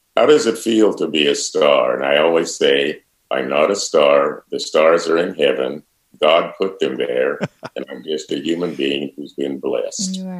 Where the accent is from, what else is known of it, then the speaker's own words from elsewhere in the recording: Centerville, Iowa, United States; I grew up in Centerville in a very fundamentally spiritual and religious family